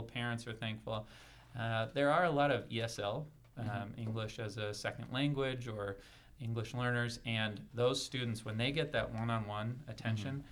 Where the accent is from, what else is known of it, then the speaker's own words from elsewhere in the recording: San Jose, California, United States; also born or lived in San Francisco, California / Spokane, Washington; I am originally from San Jose, California. Born in San Francisco, and really liked it there. Went to a great Jesuit high school